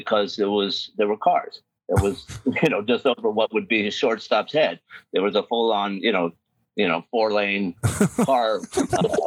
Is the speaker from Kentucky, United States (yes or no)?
no; New York City, New York, United States; I grew up in New York City